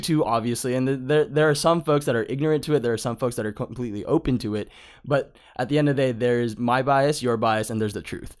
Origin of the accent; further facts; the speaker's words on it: Palmdale, California, United States; I grew up in Palmdale, like, I was the token Asian